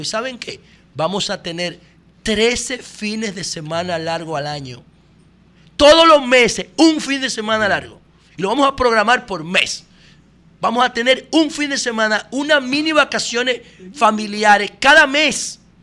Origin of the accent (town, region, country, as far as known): Dominican Republic